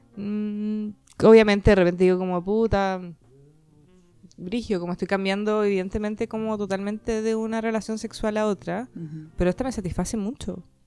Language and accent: Spanish; Chile; soy chilena